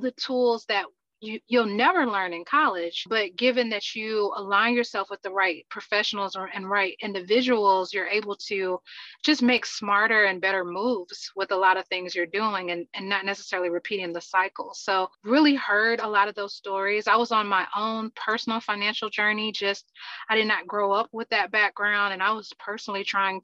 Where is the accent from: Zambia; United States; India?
United States; Atlanta, Georgia; born and raised in Atlanta, Georgia